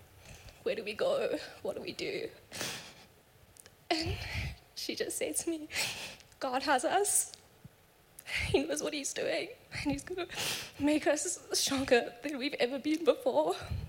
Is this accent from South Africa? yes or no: yes; South Africa; I'm from South Africa